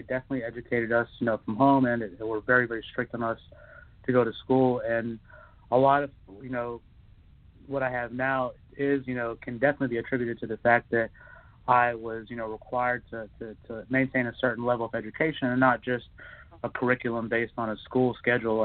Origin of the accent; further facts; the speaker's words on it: Mississippi, United States; now in Los Angeles, United States; I grew up in the South. You know, I was in Mississippi as a child